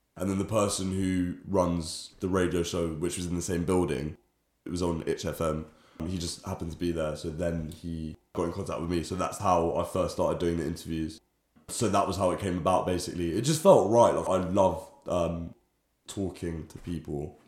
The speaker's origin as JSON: {"language": "English", "region": "London", "country": "United Kingdom", "tie": "born or raised there", "said": "growing up in London"}